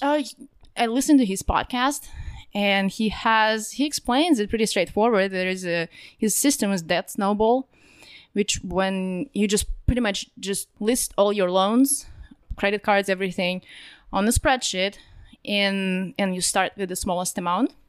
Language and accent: English; Russia; moved away as an adult; also born or lived in California; now in Russiaville, United States; I'm actually from Russia. I moved to the United States in twenty ten, so not too long ago. Lived most of my life in Russia.